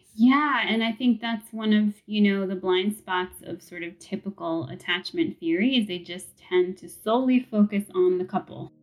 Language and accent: English; New York City, New York, United States; growing up in New York City